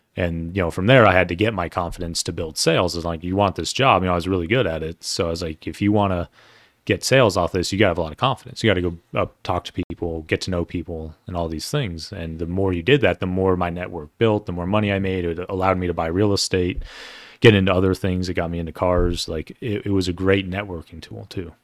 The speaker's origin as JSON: {"language": "English", "town": "Denver", "region": "Colorado", "country": "United States", "tie": "born or raised there", "said": "I grew up in Cherry Creek, uh, and it, for people who don't know where that is, it's a very affluent part of Denver"}